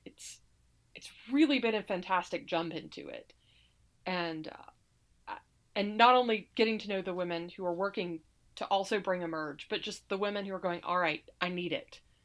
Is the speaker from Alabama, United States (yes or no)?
yes; Alabama, United States; moved away as an adult; now in Saratoga Springs, United States; I grew up in Alabama, and my spouse was in the Navy